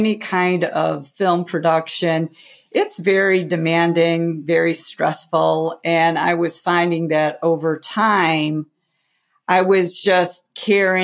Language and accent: English; outside of Chicago, Illinois, United States; as a kid growing up outside of Chicago